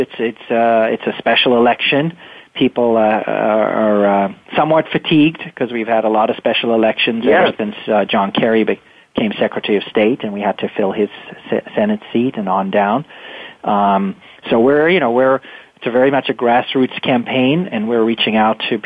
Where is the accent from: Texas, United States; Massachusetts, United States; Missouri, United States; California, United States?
Massachusetts, United States; Winchester; representing my hometown of Winchester